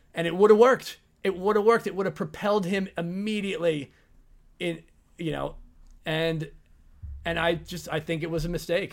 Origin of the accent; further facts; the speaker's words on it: England, United Kingdom; as an Englishman